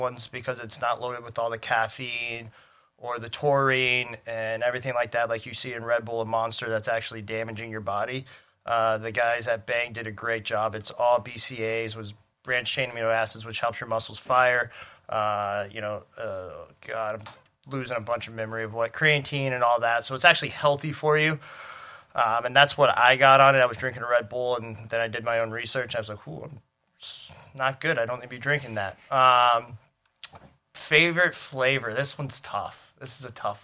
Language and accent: English; Charleston, South Carolina, United States; moved away; I'm from Charleston, South Carolina.